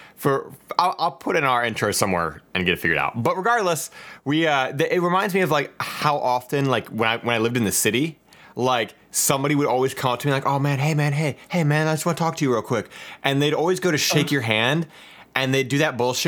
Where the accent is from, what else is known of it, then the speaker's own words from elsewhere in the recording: Cincinnati, Ohio, United States; Where I grew up, right? Which is in Ohio. I'm originally from Cincinnati